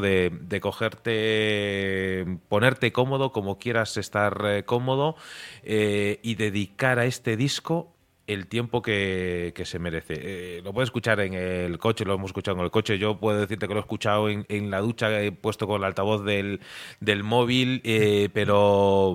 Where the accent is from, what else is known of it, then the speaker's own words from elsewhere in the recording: Galicia, Spain; also born or lived in Murcia; now in Madrid, Spain; Yo soy gallego de nacimiento